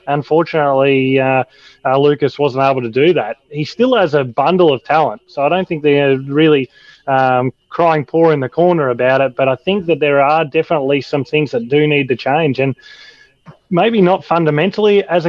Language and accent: English; Australia; as an Australian and as Australians